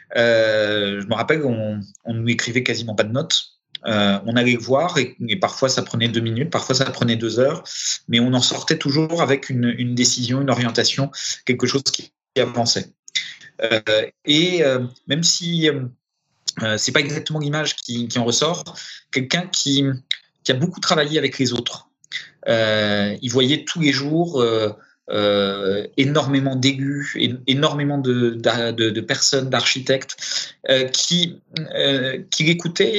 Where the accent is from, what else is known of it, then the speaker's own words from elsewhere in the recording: Paris, Île-de-France, France; also born or lived in Romania; parisien de, pas de naissance, mais d'éducation